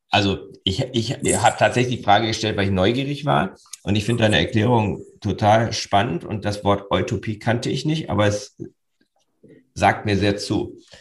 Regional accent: Northern Germany, Germany; Für uns Norddeutsche

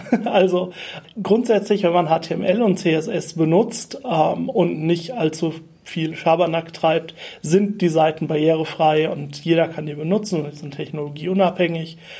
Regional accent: Germany; moved away as an adult; also born or lived in Vienna; ich bin ein Deutscher in Wien

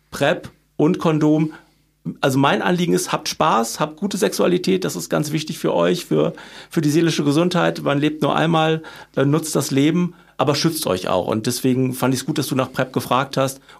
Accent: Cologne, North Rhine-Westphalia, Germany; Äh, man kennt sie natürlich als Kölner, ich bin ihr auch ein paar Mal begegnet

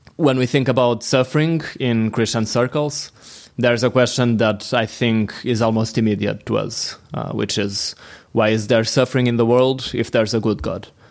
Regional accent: Portugal; from Portugal.

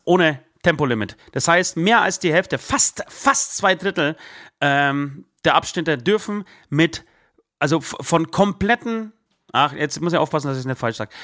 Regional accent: Poland; now in Germany; ich komme aus Polen

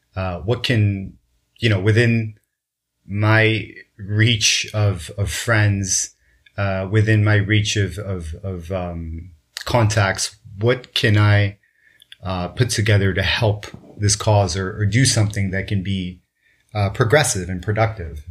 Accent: Kobe, Hyogo, Japan; I was born in in Kobe, Japan

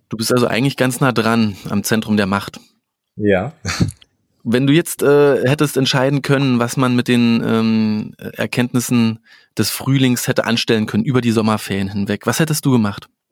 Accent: Berlin, Germany; ich komme ja aus Berlin

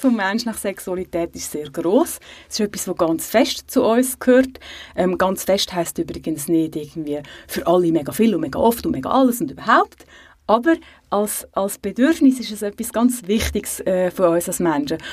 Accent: Switzerland

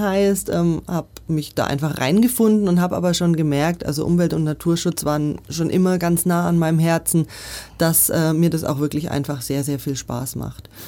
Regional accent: Nuremberg, Bavaria, Germany; moved away as an adult; now in Munich, Germany; Nürnberg, wo ich herkomme

